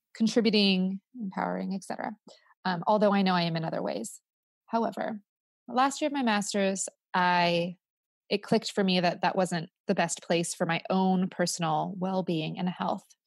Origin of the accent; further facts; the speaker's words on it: California, United States; also born or lived in Spain / Costa Rica; I'm Californian